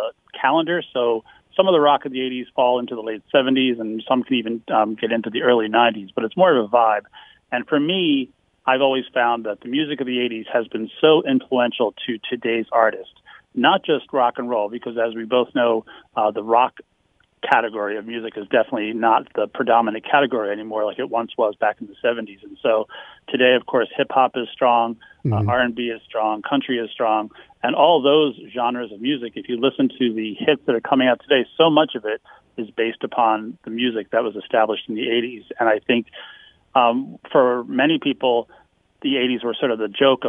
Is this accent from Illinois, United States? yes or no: no; Philadelphia, Pennsylvania, United States; Born and raised in Philadelphia